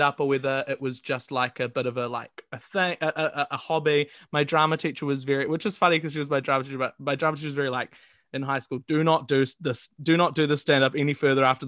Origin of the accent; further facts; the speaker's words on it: Wellington, New Zealand; moved away as an adult; now in Auckland, New Zealand; I grew up in Wellington